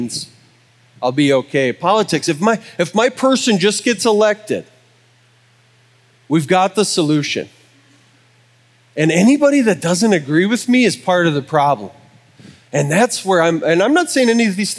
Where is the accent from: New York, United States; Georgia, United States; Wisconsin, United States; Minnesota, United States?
Wisconsin, United States; I'm from Wisconsin